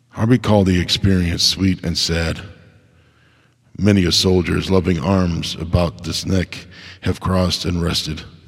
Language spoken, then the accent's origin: English; United States; as an American